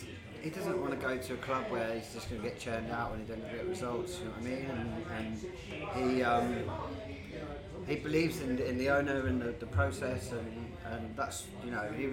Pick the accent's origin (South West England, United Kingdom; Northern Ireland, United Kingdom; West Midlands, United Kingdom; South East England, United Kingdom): South West England, United Kingdom; Devon; and I grew up in Devon.